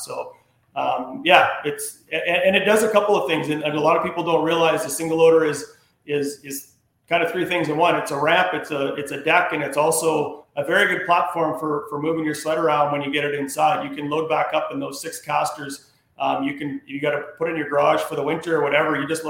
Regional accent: Peterborough, Ontario, Canada; born there; Yeah, I was born in Peterborough.

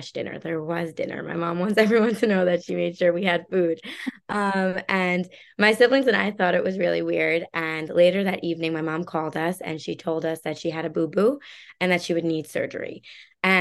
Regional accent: Long Island, New York, United States; moved away as an adult; also born or lived in Chicago; I grew up in Long Island in the suburbs of New York City with my parents

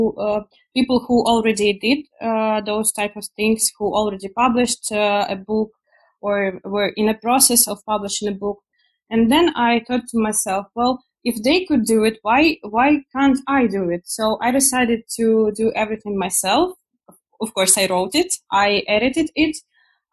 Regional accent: Ukraine; also born or lived in Poland; I am originally from Ukraine.

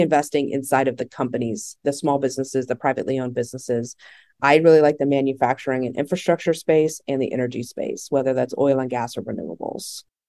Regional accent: Texas, United States; I'm from Texas

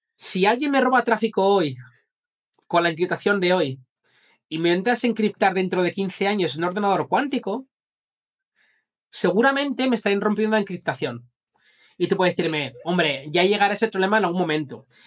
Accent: Zaragoza, Aragon, Spain; moved away; also born or lived in Madrid; yo, vine de Zaragoza y vine a Madrid

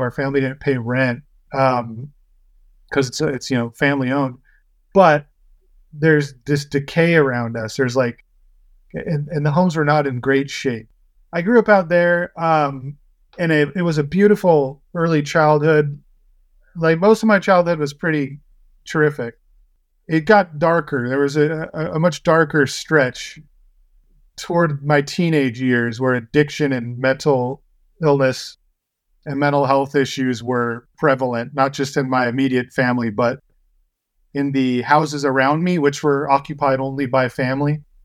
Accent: Paso Robles, California, United States; I grew up in Paso Robles

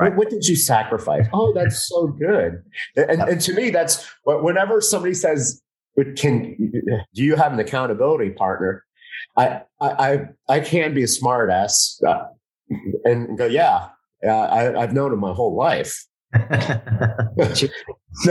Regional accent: Miami, Florida, United States; I'm from Miami

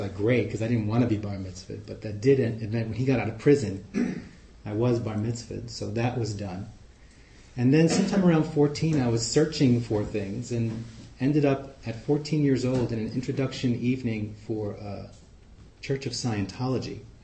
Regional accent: New York City, New York, United States; accent: Queens; also born or lived in Amsterdam, Netherlands; now in Oakland, United States; i grew up in Flushing, Queens

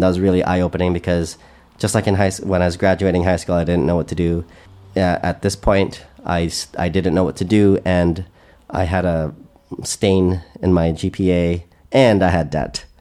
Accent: Canada; I'm Canadian

